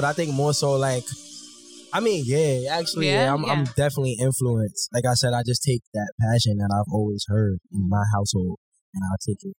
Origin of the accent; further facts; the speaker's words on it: New York City, New York, United States; you know. I'm a rapper, creative, you know. I'm from Brooklyn, born and raised.